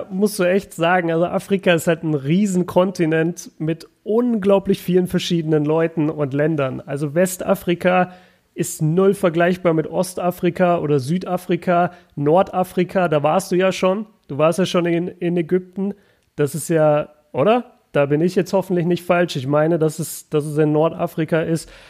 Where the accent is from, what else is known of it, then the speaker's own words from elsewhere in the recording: Germany; als Deutscher